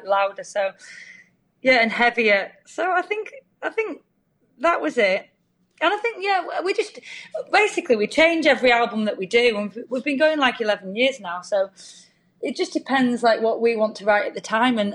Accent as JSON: {"language": "English", "town": "Lancaster", "region": "North West England", "country": "United Kingdom", "said": "we're two numpties from Lancaster, unknown DIY band."}